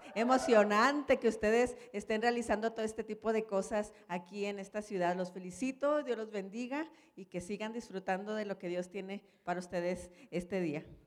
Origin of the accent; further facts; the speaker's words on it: Guadalajara, Jalisco, Mexico; Yo soy de Guadalajara